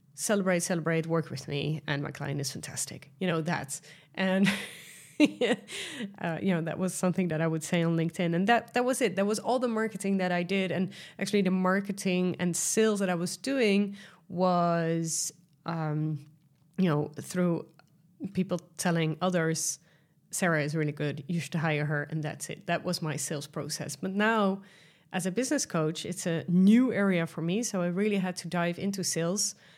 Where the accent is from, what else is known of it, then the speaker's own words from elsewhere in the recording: Netherlands; accent: Dutch; English is a second language; I am Dutch, as you might hear from my accent